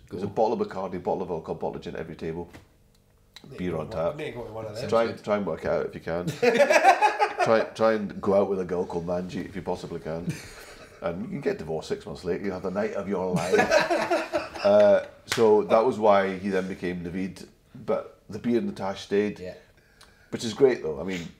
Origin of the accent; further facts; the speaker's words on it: Glasgow, Scotland, United Kingdom; I grew up in Glasgow and I went to Langside College, and that's in the south side of Glasgow, and it's quite a big Asian area.